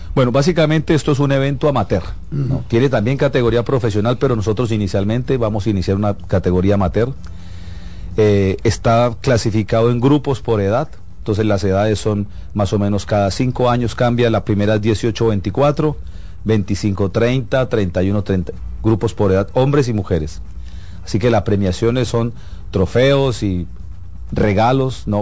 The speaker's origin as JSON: {"language": "Spanish", "country": "Colombia", "said": "soy colombiano"}